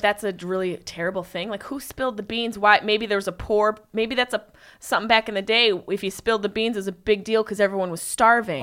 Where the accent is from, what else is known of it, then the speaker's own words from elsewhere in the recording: Syracuse, New York, United States; I am from upstate New York, Syracuse.